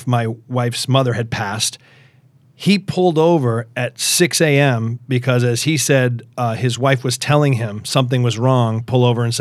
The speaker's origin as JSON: {"language": "English", "town": "Natick", "region": "Massachusetts", "country": "United States", "tie": "born or raised there", "also_born_or_lived": "Stow, Massachusetts", "said": "I was born in Natick, Mass."}